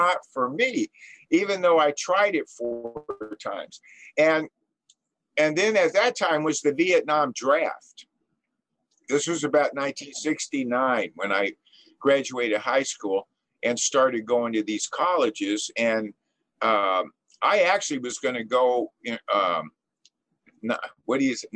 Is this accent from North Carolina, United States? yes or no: no; Los Angeles, California, United States; I was born and raised in Southern California in the San Fernando Valley, in Encino, actually, which is a very rich town.